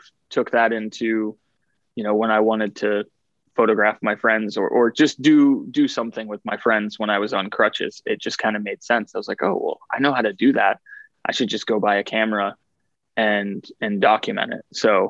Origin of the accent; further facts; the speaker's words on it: Ohio, United States; also born or lived in Western Pennsylvania / Western New York; I moved around a lot as a kid. I was born in Western Pennsylvania, lived in Western New York, and then went to high school outside of Columbus, Ohio.